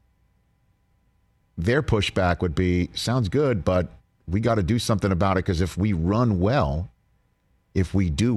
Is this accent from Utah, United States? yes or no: no; New York City, New York, United States; I grew up in New York City, a longtime New York sports guy